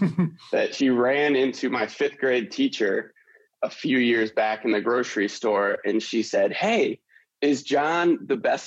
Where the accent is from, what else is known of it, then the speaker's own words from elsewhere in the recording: Detroit, Michigan, United States; I grew up in Detroit